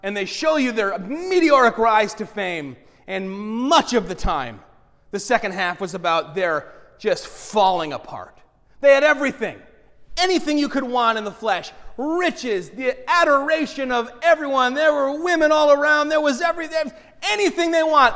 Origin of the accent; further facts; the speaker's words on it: United States; we as American Christians